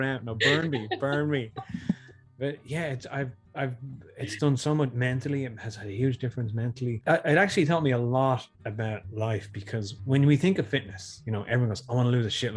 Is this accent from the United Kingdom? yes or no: no; Tallaght, Leinster, Ireland; I'm a guy from Tala